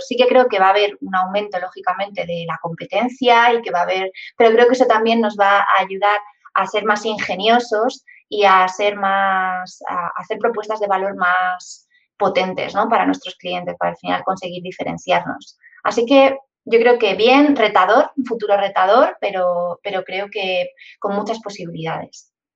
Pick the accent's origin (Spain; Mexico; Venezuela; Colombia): Spain; Madrid, Community of Madrid; yo soy de Madrid, no estoy acostumbrada a, a tener mar cerca